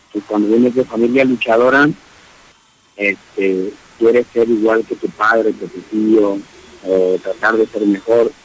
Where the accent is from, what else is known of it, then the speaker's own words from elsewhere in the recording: Mexico City, Mexico; no soy de Guadalajara, Jalisco, soy de la Ciudad de México